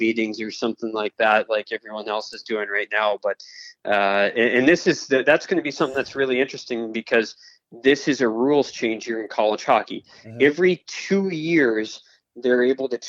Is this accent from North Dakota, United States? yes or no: yes; Fargo, North Dakota, United States; I was born and raised in Fargo, went to Fargo South High School, graduated from there